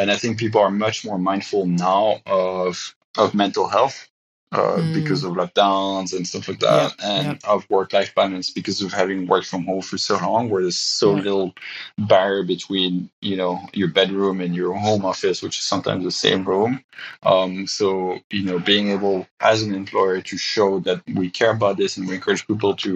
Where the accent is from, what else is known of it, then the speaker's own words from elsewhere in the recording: Belgium; moved away as an adult; we just decided it was time for us to be closer to family. So we're moving back to Belgium